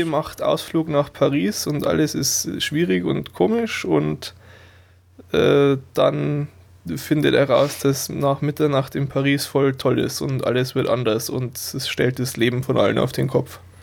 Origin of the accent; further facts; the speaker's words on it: Burghausen, Bavaria, Germany; moved away; meiner alten Heimatstadt in Burghausen